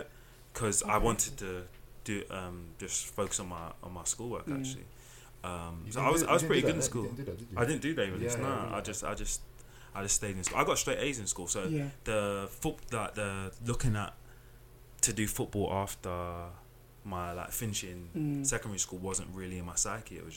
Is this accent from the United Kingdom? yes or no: yes; London, United Kingdom; I was brought up in Bermondsey